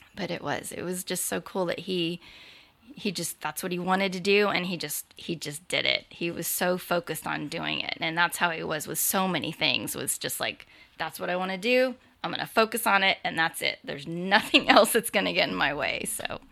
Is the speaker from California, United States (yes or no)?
yes; Burbank, California, United States; moved away; also born or lived in Hawaii / Australia / San Diego; I'm originally from Burbank, um, but have lived in Hawaii, Australia, San Diego for a really long time.